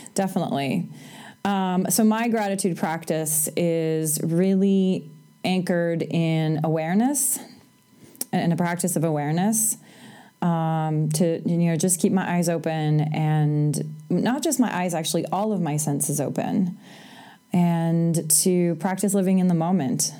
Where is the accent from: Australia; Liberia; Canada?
Canada; moved away as an adult; also born or lived in United States; I'm Canadian